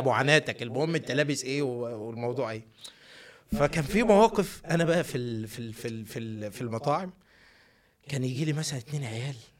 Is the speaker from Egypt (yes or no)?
yes; Minya, Minya Governorate, Egypt; moved away; also born or lived in Netherlands; انا ده من المنيا